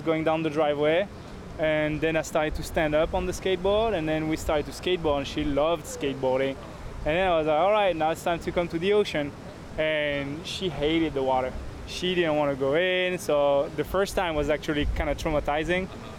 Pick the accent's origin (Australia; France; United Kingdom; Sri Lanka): France; moved away as an adult; now in Hawaii, United States; I was born in Hawaii, but I grew up in France